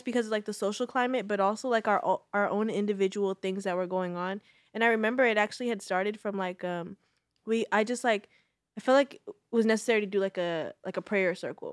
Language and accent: English; Bay Area, California, United States; I'm a Bay Area native